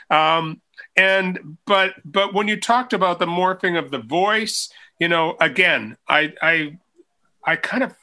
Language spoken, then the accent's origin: English; Northern British Columbia, Canada; I grew up in Northern British Columbia here in Canada